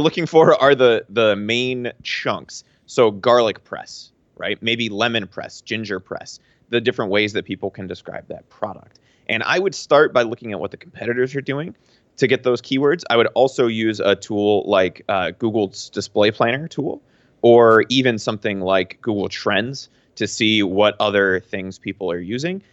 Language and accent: English; Pennsylvania, United States; moved away; I'm from Pennsylvania